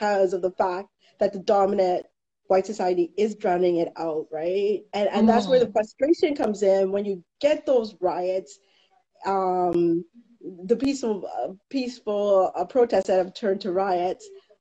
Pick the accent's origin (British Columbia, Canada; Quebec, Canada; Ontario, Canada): Ontario, Canada; Toronto; now in Peterborough, Canada; I grew up in the Junction, Dundas and Keele, and in my neighborhood we were the only Black family